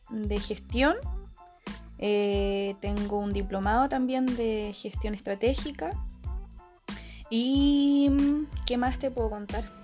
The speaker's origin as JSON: {"language": "Spanish", "town": "Viña del Mar", "region": "Valparaíso", "country": "Chile", "said": "somos de Viña del Mar, tenemos 26 años, vamos a cumplir unos días más 27, somos cangrejitas"}